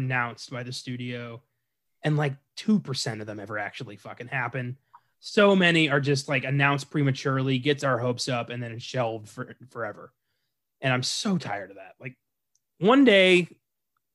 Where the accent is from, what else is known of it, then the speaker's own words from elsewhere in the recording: United States; as an American